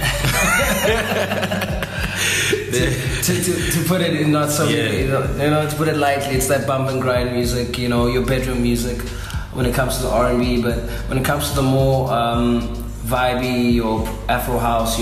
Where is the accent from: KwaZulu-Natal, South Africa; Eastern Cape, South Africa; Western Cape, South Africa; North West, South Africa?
Western Cape, South Africa; Cape Town; also born or lived in Southern Suburbs, Cape Town / Blue Downs; I come from Kukuletu